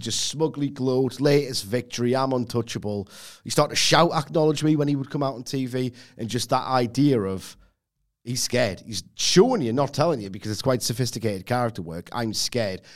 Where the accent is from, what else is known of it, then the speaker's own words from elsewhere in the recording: England, United Kingdom; I'm English